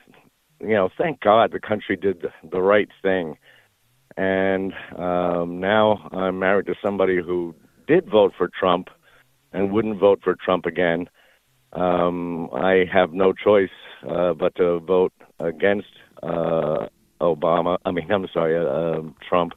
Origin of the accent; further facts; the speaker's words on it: New Jersey, United States; I grew up apathetic in New Jersey